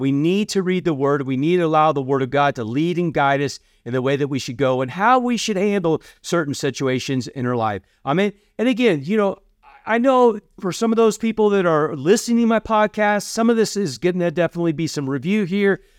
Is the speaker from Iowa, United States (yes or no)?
yes; Iowa, United States; moved away as an adult; also born or lived in Kentucky; we grew up in Iowa